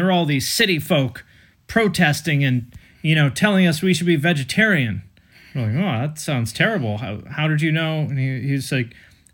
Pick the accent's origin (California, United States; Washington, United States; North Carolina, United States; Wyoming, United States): Washington, United States; Snohomish; I'm from Snohomish, which is pretty rednecky